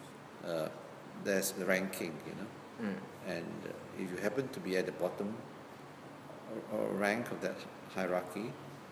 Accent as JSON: {"language": "English", "town": "George Town", "region": "Penang", "country": "Malaysia", "tie": "born or raised there", "said": "I grew up in Georgetown"}